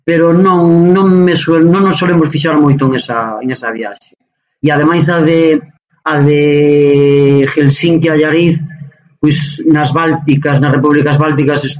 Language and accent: Galician; Muíños, Galicia, Spain; born or raised there; also born or lived in Allariz